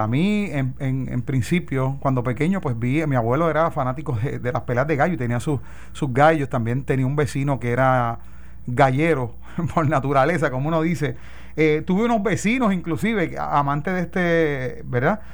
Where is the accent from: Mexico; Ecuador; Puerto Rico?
Puerto Rico; como puertorriqueños, porque me acuerdo de eh, eh, mi abuelo